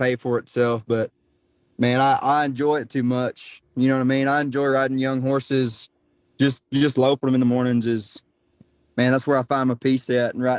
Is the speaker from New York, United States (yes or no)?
no; Texas, United States; I grew up right here in Texas.